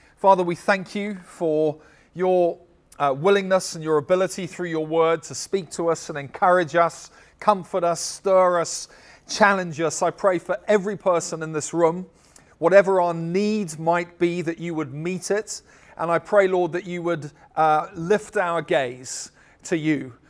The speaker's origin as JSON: {"language": "English", "country": "United States", "said": "everybody in our church would be American in the sense that we're all from America"}